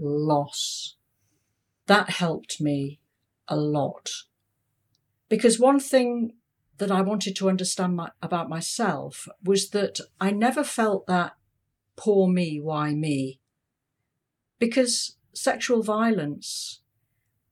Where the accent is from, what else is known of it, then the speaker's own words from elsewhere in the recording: United Kingdom; moved away as an adult; now in Hong Kong; I'm British